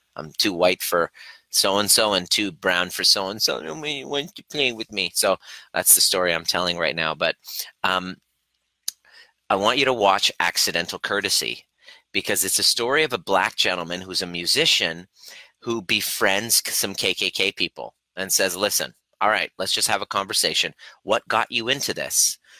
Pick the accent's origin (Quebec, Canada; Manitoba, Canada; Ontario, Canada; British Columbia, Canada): Ontario, Canada; Stittsville; also born or lived in Iran; I grew up in a primary, uh, primarily white neighborhood, uh, Stittsville, Ontario, Canada, just outside of Ottawa